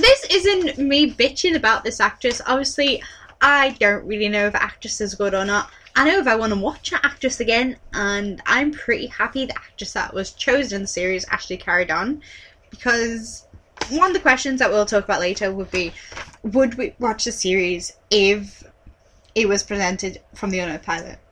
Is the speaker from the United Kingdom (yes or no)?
yes; United Kingdom; we're British